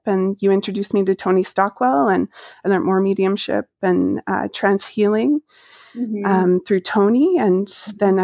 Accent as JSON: {"language": "English", "town": "Maple Ridge", "region": "British Columbia", "country": "Canada", "tie": "born or raised there", "moved": "as an adult", "said": "I grew up in Maple Ridge."}